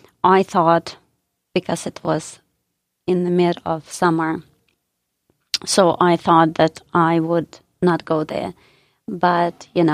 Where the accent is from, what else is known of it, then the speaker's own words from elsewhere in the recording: Dnipro, Dnipropetrovsk Oblast, Ukraine; now in United States; I was born in the Ukraine